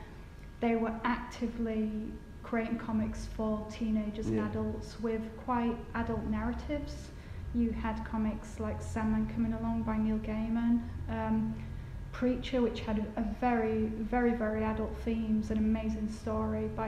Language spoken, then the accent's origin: English; Batley, Yorkshire and the Humber, United Kingdom; I'm from Batley, and I used to go to Batley Market with my dad